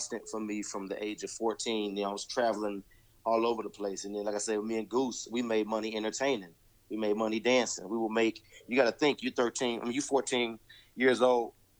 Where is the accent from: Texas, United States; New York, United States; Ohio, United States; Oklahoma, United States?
Oklahoma, United States; Duncan; moved away; also born or lived in Dallas; I grew up in Duncan, Oklahoma